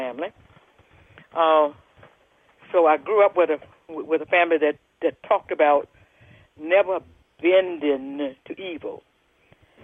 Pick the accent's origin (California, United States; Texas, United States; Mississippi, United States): Mississippi, United States; Jackson; So I grew up in Jackson, Mississippi, which is central Mississippi.